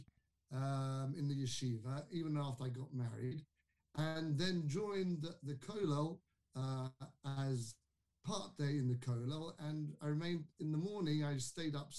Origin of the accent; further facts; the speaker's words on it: London, United Kingdom; moved away; I was brought up in London, in a town called Kingsbury, one of the suburbs of London.